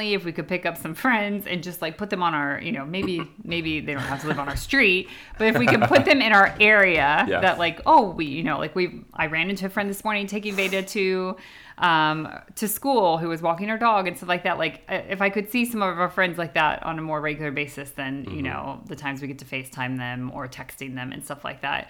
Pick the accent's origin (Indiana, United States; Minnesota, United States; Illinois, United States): Indiana, United States; accent: American; moved away as an adult; now in United Kingdom